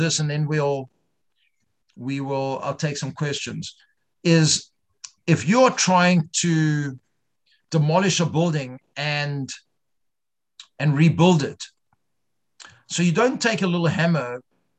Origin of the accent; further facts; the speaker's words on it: South Africa; moved away; I grew up Reform in South Africa